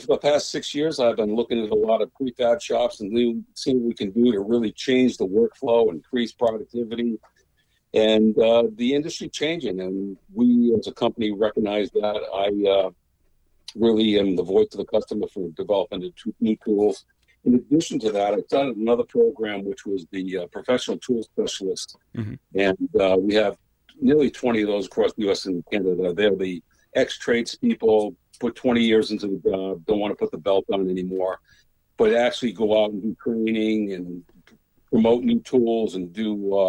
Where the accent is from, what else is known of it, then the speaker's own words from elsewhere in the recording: Boston, Massachusetts, United States; also born or lived in Providence / Montreal / Maine; I was born outside of Boston. Uh-huh. I grew up in, I had the luxury of living with multiple families at a young age. So mm-hmm. I grew up in Providence and Boston and Montreal